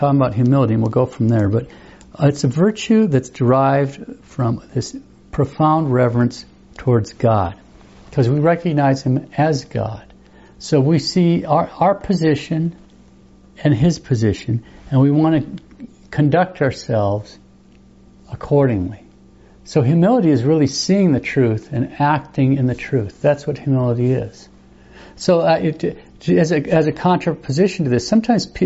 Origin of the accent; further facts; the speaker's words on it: United States; just as an American